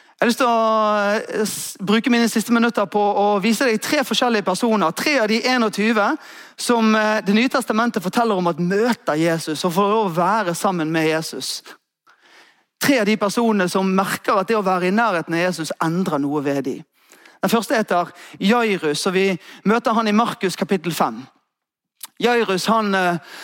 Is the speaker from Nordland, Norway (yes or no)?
no; Askøy, Vestland, Norway; Der jeg vokste opp, så var det ute på Askøy